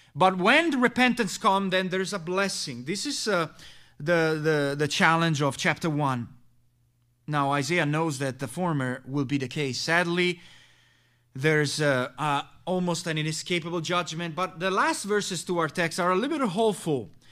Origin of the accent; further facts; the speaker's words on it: Messina, Sicily, Italy; My home country is this town of Messina, located there in the island of Sicily.